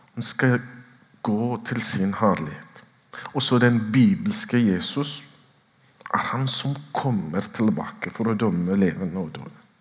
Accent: Ethiopia; moved away as an adult; now in Oslo, Norway; født og vokst opp i Etiopia

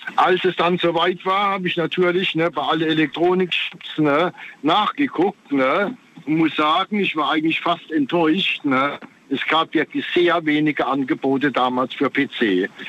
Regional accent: Frankenthal, Rhineland-Palatinate, Germany; Ich komme aus Frankenthal

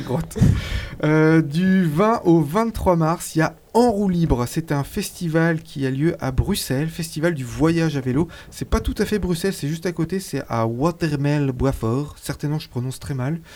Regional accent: Switzerland; chez nous en Suisse

